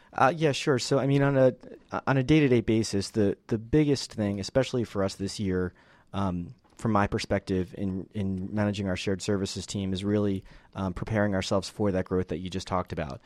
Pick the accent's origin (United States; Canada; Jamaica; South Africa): United States; Northeast; moved away as an adult; also born or lived in Philadelphia; now in Atlanta, United States; I'm originally from the Northeast.